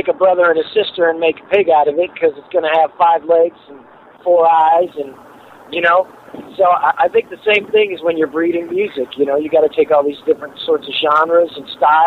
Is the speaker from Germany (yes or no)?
no; Toronto, Ontario, Canada; now in St. Louis, United States; I'm originally from Toronto, Canada. I live in St. Louis now